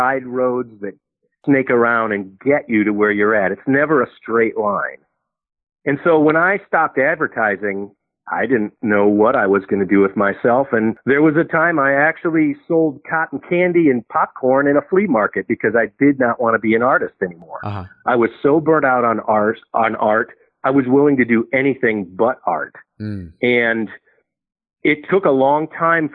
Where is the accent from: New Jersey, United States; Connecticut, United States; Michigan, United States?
Michigan, United States; Detroit; you grow up in Detroit